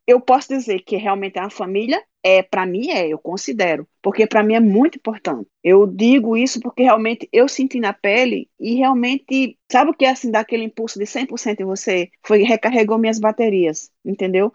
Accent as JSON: {"language": "Portuguese", "town": "Natal", "region": "Rio Grande do Norte", "country": "Brazil", "tie": "born or raised there", "also_born_or_lived": "Paraíba", "moved": "as an adult", "lives_now": "Sweden", "said": "sou da Paraíba, mas morei em Natal, né? Desde criança. Sou natalense"}